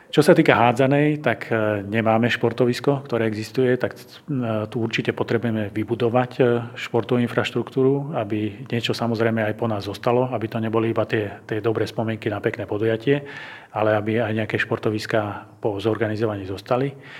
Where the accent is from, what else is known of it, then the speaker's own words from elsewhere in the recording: Banská Bystrica, Banská Bystrica Region, Slovakia; som Bystričan